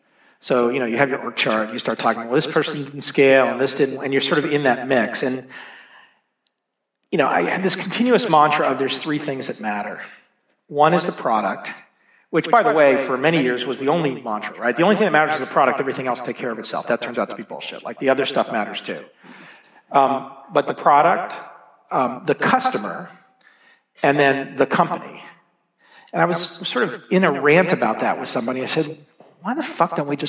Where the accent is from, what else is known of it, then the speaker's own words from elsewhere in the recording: Dallas, Texas, United States; also born or lived in Boston; now in Boulder, United States; I grew up in Dallas, Texas